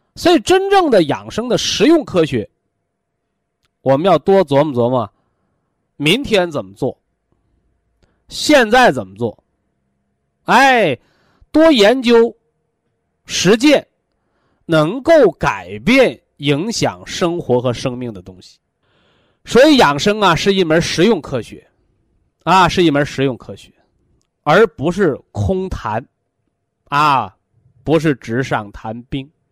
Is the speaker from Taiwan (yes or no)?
no; China; 咱们中国人